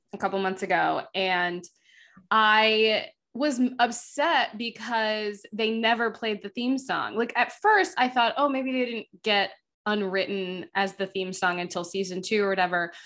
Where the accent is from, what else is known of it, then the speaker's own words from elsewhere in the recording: Florida, United States; growing up in Florida